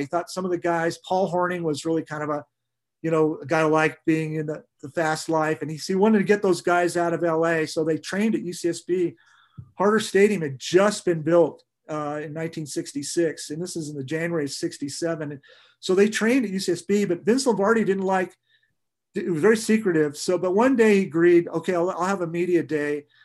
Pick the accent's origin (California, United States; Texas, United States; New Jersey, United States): California, United States; Santa Barbara; being an old guy growing up in Santa Barbara